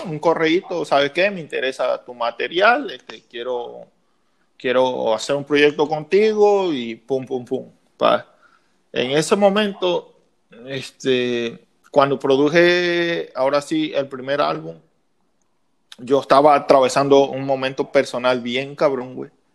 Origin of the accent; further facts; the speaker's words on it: Mexico; como buen mexicano, como buen mexicano